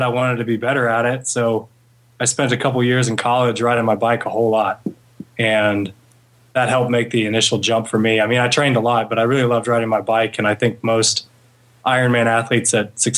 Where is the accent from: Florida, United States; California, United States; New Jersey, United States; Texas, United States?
Texas, United States; Houston; I grew up in Houston